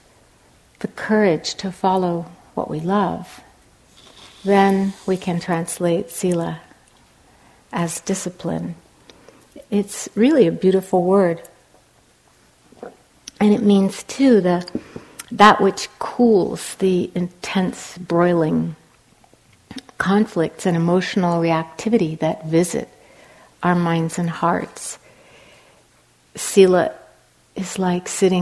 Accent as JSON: {"language": "English", "town": "Cambridge", "region": "Massachusetts", "country": "United States", "moved": "as an adult", "lives_now": "Los Angeles, United States", "said": "I'm now living in Los Angeles, although I'm from Cambridge, Massachusetts, I've lived in Los Angeles for 11 years now"}